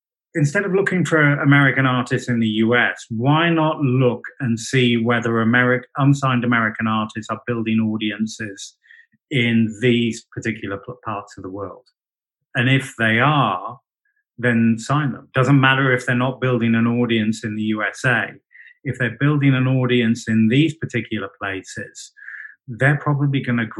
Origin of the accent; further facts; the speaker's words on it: United Kingdom; I'm British